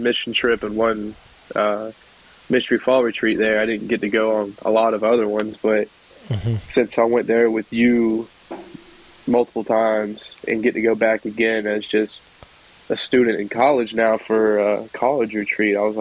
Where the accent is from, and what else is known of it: Warner Robins, Georgia, United States; born or raised there; also born or lived in Statesboro, Georgia